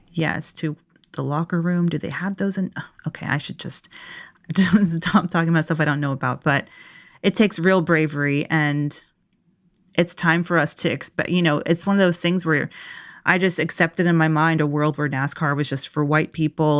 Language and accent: English; Locust Grove, Georgia, United States; I grew up in Locust Grove, Georgia